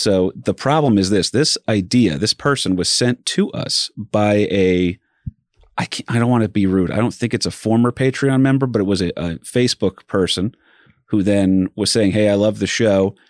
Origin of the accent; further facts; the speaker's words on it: New Jersey, United States; I'm from Jersey